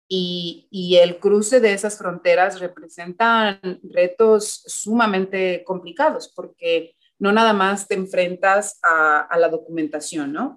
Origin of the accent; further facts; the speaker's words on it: Mexico; now in United States; como personas mexicanas